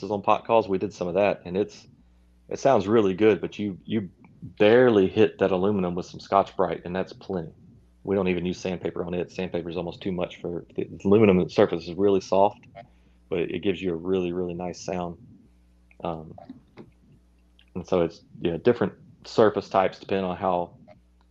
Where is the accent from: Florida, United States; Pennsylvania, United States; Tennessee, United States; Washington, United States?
Tennessee, United States; Reelfoot Lake, Northwest; I grew up hunting on Realfoot Lake, which is in Northwest Tennessee.